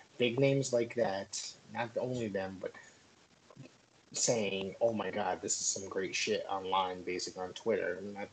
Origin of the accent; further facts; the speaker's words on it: Woodbridge, Connecticut, United States; When I lived in Woodbridge, I grew up in Woodbridge